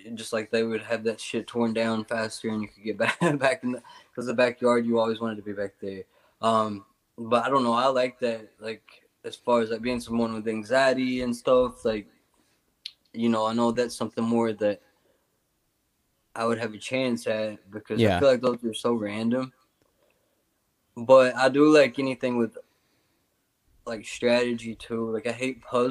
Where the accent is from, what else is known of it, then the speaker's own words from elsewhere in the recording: Tennessee, United States; I'm from Tennessee